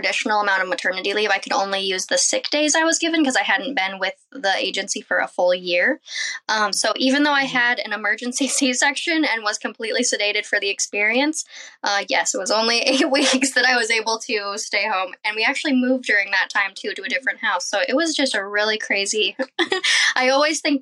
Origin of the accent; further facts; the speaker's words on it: Iowa, United States; I am a mom from Iowa. We have a nice little homestead here